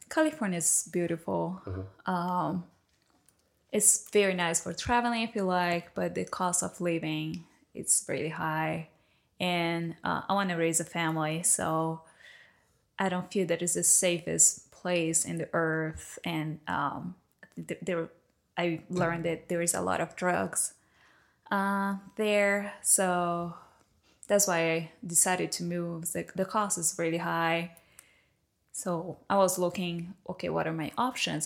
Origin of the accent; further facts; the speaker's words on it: Recife, Pernambuco, Brazil; English is a second language; moved away as an adult; now in United States; I'm from Recife